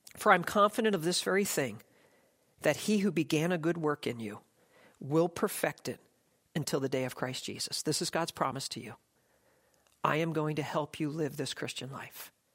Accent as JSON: {"language": "English", "country": "United States", "said": "I'm an American"}